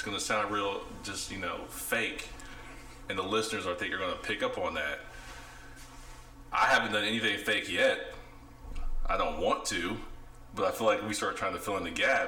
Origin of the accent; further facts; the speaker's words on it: Ohio, United States; moved away as an adult; now in Dallas, United States; I'm from the Midwest, Ohio. So my accent may sound a little different than... the southerner